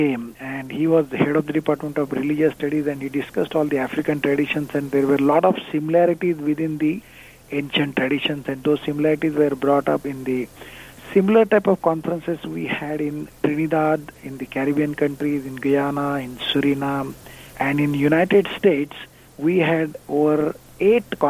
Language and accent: English; India; moved away; I'm originally from India.